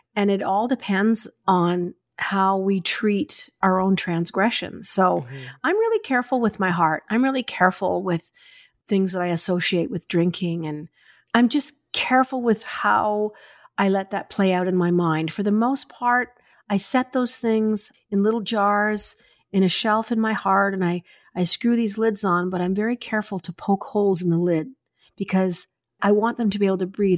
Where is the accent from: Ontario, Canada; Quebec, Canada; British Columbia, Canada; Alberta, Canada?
Alberta, Canada; Springbank; moved away as an adult; also born or lived in Vancouver; I was from Springbank, Alberta